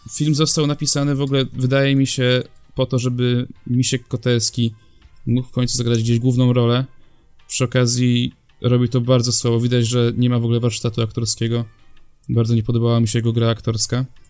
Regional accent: Poland; jestem z Polski

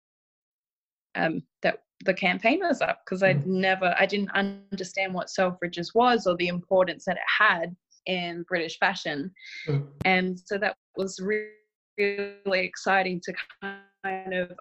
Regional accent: Australia; Where I grew up as well in Australia

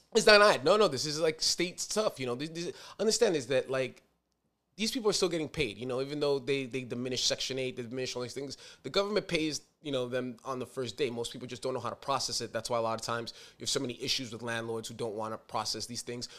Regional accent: New York City, New York, United States; I'm a New Yorker

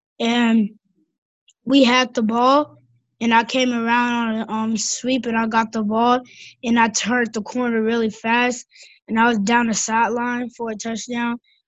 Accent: Atlanta, Georgia, United States; Atlanta, Georgia.

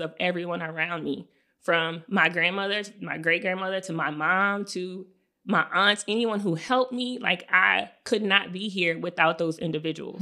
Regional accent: South Louisiana, United States; in our neighborhood where we grew up in La Paz

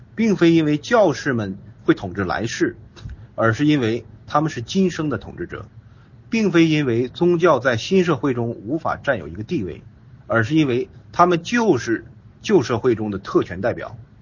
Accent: China; 我们中国人

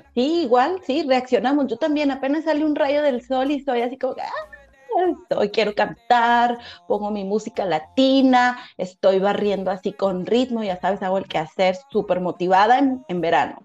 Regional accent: Mexico; moved away as an adult; also born or lived in Cancún; now in Sofia, Bulgaria; yo soy morena, soy mexicana

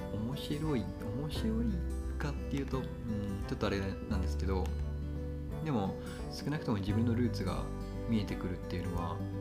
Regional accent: Kagoshima, Japan; 僕の実家は鹿児島

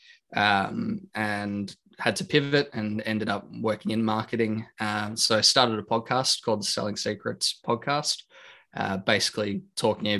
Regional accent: Australia; I'm from Australia, like yourself, born and raised, 27 years old

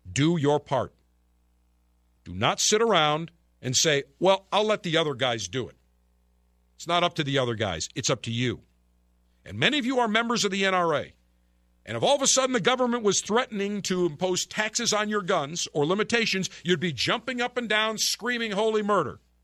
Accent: Buffalo, New York, United States; moved away; my hometown of Buffalo

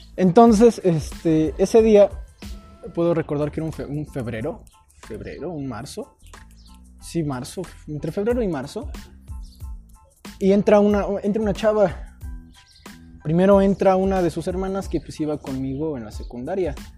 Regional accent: Mexico; Orgullosamente de Gilo

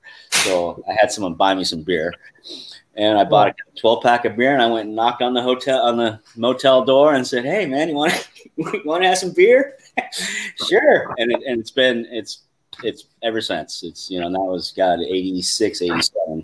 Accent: Alaska, United States; moved away as an adult; I'm from Alaska originally, so I just moved down to Alaska, and I was in college

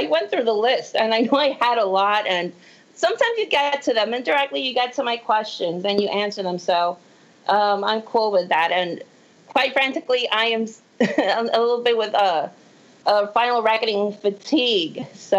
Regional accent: Puerto Rico; now in Texas, United States; Well, no, I'm originally from Puerto Rico, but I live in Texas.

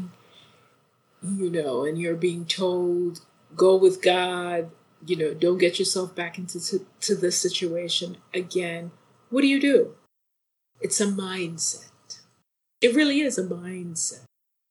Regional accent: Jamaica; moved away; And I grew up in the islands. So I grew up in Jamaica

